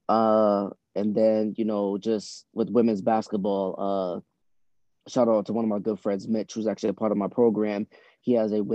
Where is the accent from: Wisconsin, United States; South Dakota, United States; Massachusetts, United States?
Massachusetts, United States; Boston; also born or lived in Trinidad; I was born in Trinidad. I came up to Boston when I was 6 years old. Grew up in the Roxbury, Mission Hill area.